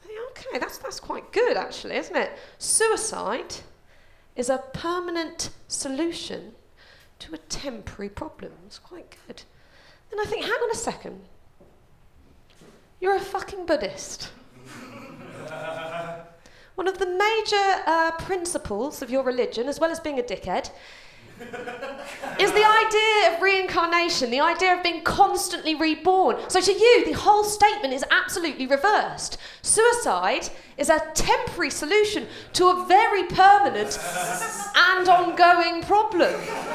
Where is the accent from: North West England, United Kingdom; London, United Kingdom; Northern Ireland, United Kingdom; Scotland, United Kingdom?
London, United Kingdom; I grew up in a place called West Ruislip